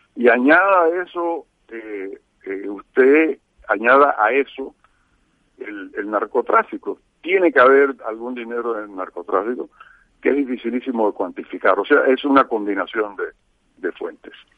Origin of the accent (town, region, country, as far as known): Panama